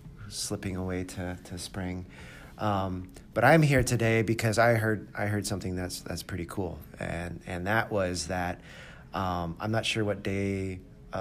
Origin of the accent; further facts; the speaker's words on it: Canada; moved away; I grew up in Canada